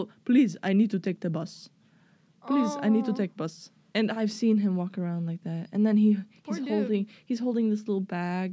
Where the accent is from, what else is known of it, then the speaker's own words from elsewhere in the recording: Sweden; English is a second language; I'm from Sweden.